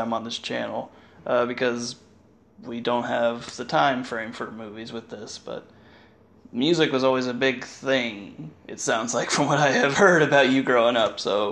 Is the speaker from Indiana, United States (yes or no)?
yes; Indiana, United States; born or raised there